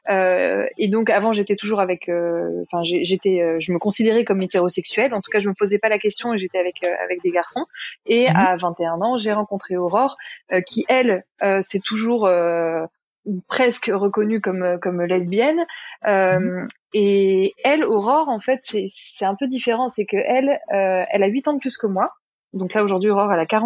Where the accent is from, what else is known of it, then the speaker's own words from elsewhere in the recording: Bourgogne-Franche-Comté, France; also born or lived in Paris; je suis originaire de la Bourgogne, mais j'ai vécu un peu partout en France et surtout à Paris où j'habitais pendant plus de 10 ans.